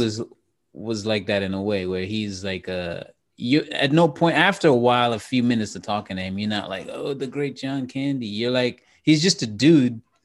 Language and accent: English; Trinidad & Tobago; I'm from, I'm from Trinidad and, and Trinidad and Tobago